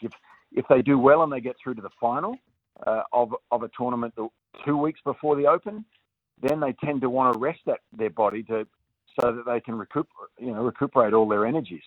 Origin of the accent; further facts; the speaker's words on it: Australia; as an Australian